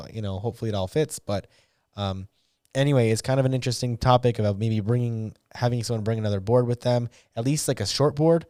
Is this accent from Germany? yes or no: yes; Northern Germany, Germany; from Northern Germany. I've been skateboarding since my school days. Now turning 58.